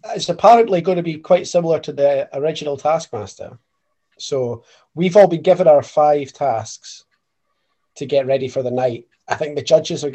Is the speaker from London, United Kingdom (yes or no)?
no; Scotland, United Kingdom; me being the Scottish representative